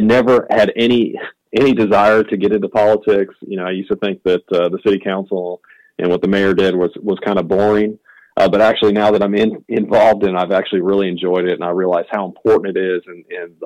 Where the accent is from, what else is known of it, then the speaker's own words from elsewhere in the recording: Wisconsin, United States; moved away as an adult; now in Greenville, United States; I'm originally from Wisconsin